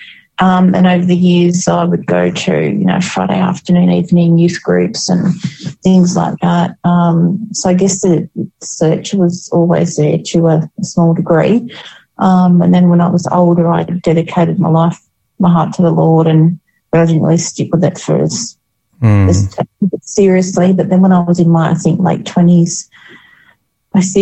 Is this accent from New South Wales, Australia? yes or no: yes; Wollongong, New South Wales, Australia; moved away as an adult; I was born in Wollongong and grew up here